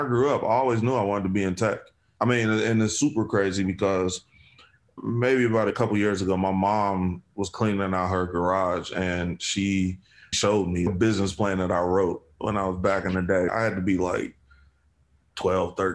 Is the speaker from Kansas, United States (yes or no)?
no; Chicago, Illinois, United States; I grew up south side of Chicago.